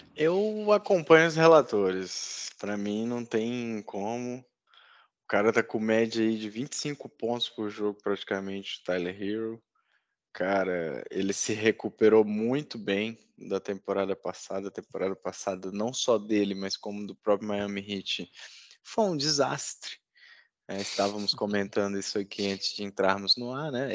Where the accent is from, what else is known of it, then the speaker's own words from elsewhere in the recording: Northeast Region, Brazil; como diz na minha terra, no Nordeste